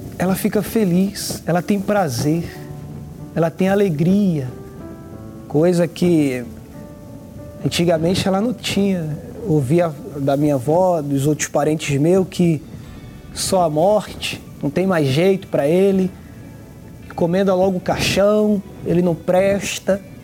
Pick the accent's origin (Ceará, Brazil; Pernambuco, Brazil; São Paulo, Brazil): Pernambuco, Brazil; Recife; now in Rio de Janeiro, Brazil; atualmente moro no Rio de Janeiro, mas eu sou de Pernambuco, Recife